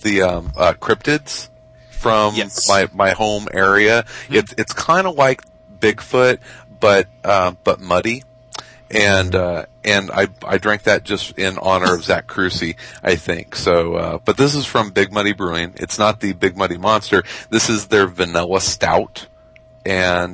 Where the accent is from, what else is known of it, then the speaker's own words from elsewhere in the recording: Murphysboro, Illinois, United States; not my hometown, but the town I was born